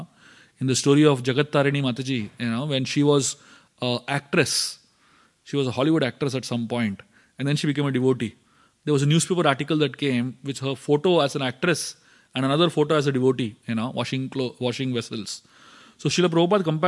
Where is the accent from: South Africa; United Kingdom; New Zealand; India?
India; Kanchipuram, Tamil Nadu; I was born in Kanchipuram.